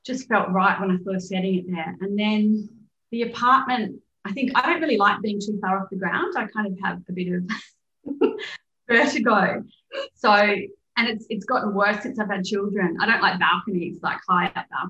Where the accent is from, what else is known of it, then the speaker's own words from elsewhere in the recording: Perth, Western Australia, Australia; moved away as an adult; also born or lived in London, United Kingdom; I grew up in Perth when there was a serial killer on the loose for years